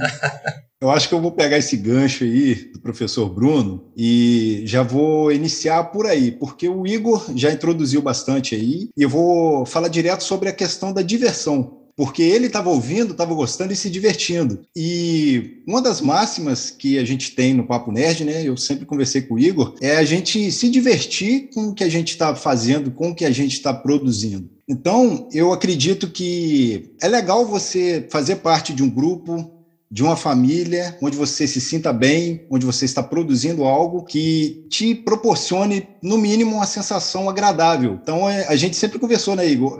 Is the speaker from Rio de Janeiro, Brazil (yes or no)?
yes; Itaperuna, Rio de Janeiro, Brazil; Sou de Itaperuna, Rio de Janeiro